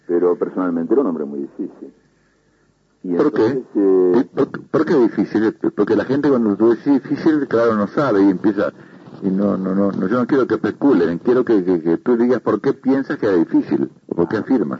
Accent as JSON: {"language": "Spanish", "region": "Montevideo", "country": "Uruguay", "tie": "born or raised there", "also_born_or_lived": "La Aguada, Montevideo / Madrid", "moved": "as an adult", "said": "en La Guada y me crié en, en el buceo."}